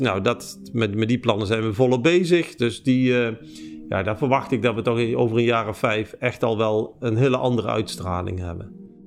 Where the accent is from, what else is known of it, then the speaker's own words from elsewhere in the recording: Eindhoven, North Brabant, Netherlands; ik ben geboren in Eindhoven